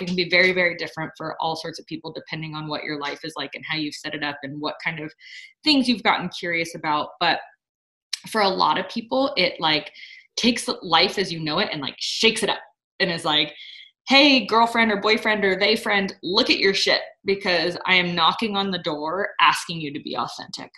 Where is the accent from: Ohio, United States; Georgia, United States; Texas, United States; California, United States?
California, United States; Sonora; moved away; I'm in my hometown right now, I'm in Sonora